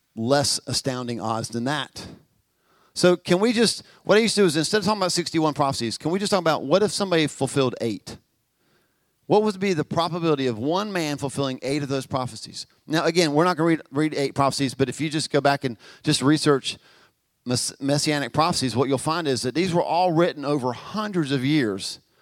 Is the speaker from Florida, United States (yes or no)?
no; Albemarle, North Carolina, United States; Albemarle, see ya. I mean, I, I, grew up here.